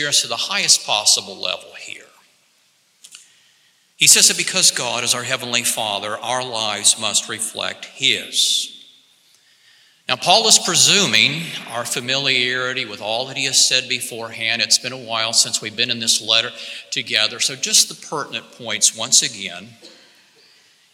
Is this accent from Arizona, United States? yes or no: no; Alabama, United States; moved away as an adult; also born or lived in Laramie, Wyoming; I was raised in Alabama